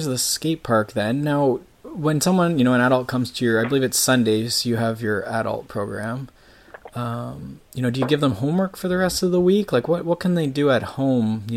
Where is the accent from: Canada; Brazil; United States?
Canada; I grew up in Canada, so winters, like, we have 6 months of the year that basically are ruined for skateboarding